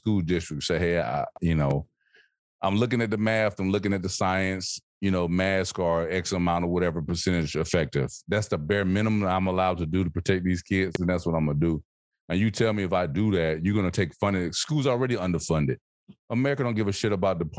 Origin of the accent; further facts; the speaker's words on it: Alabama, United States; I'm from Alabama